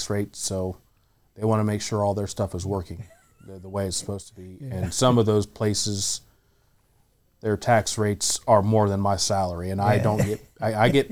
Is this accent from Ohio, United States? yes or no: yes; Zanesville, Ohio, United States; We're from Zanesville, Ohio.